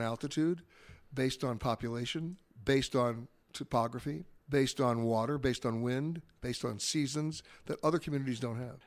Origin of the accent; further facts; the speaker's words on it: New York, United States; I grew up in New York